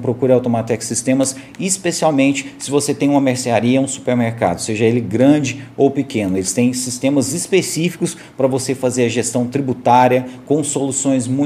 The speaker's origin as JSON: {"language": "Portuguese", "town": "Caldas Novas", "region": "Goiás", "country": "Brazil", "said": "daqui de Caldas Novas mesmo."}